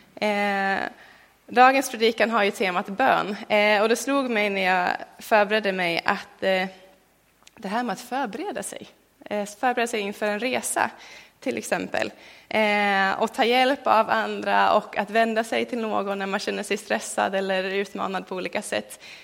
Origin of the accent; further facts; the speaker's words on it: Sweden; för mig som en svensk